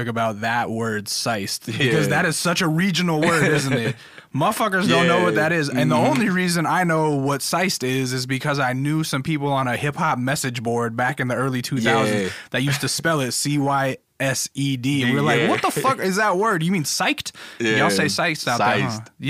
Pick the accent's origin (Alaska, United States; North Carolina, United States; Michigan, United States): Alaska, United States; The reason I ask, I grew up in Alaska, and I always had dreams of being a musician or being something when I got older.